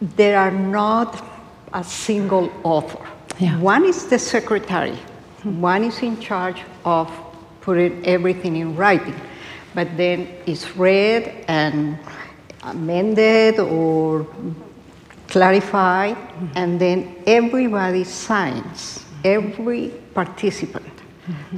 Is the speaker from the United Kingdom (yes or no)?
no; Colombia; moved away; I grew up in Latin America, in Colombia